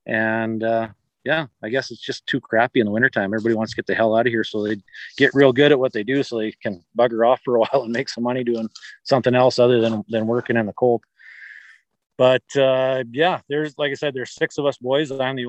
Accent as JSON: {"language": "English", "town": "Caroline", "region": "Alberta", "country": "Canada", "tie": "born or raised there", "said": "our buddy, good buddy from Caroline here, my hometown"}